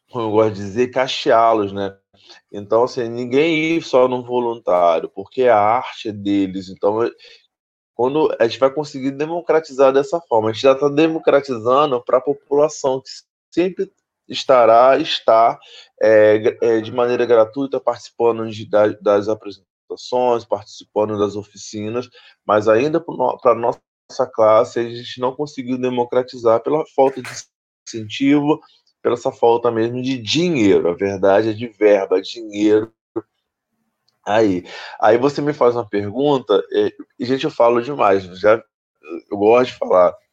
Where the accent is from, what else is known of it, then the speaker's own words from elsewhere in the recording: São Gonçalo, Rio de Janeiro, Brazil; Anteriormente falavam que era de Niterói, hoje outros lugares, mas hoje não, não, eu sou de São Gonçalo